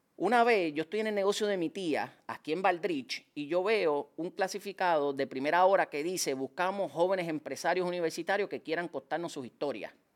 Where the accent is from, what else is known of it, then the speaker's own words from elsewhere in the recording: San Juan, Puerto Rico; Yo me crié en Liceda Apartments, en Cupé y Bajo